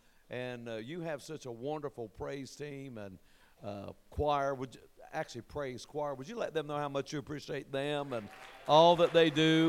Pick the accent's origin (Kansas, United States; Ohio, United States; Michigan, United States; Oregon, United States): Ohio, United States; Portsmouth; moved away; also born or lived in Kentucky / Lexington, Kentucky; I'm from Kentucky. Even though I was born in Ohio, I got to Kentucky as quick as I could. We were born in Portsmouth.